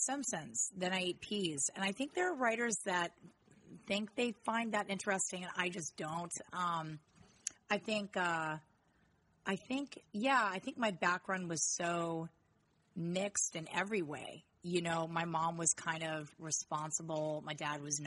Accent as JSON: {"language": "English", "area": "outside of Denver, between Evergreen and Idaho Springs", "region": "Colorado", "country": "United States", "tie": "born or raised there", "moved": "as an adult", "said": "I grew up outside of Denver in between two towns, one called Evergreen, one called Idaho Springs"}